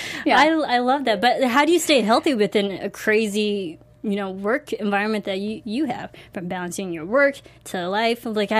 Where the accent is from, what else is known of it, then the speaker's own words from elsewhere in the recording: Illinois, United States; now in Los Angeles, United States; I'm from Illinois. You know? So, like, I'm from the Midwest.